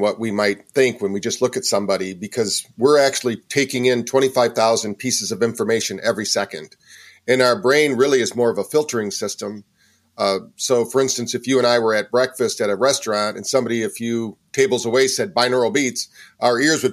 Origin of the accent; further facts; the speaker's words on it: Battle Creek, Michigan, United States; also born or lived in San Francisco, California / Virginia Beach, Virginia; now in North Carolina, United States; I'm originally from Battle Creek, Michigan, and by way of San Francisco to here. I've lived in quite a few places.